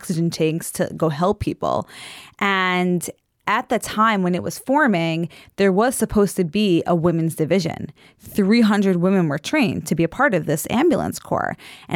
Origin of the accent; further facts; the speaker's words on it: Merrick, New York, United States; I grew up modern Orthodox from Long Island.